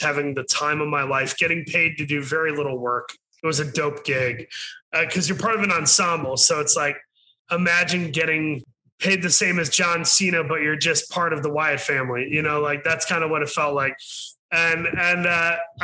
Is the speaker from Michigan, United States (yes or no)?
yes; Saginaw, Michigan, United States; I'm from Saginaw, Michigan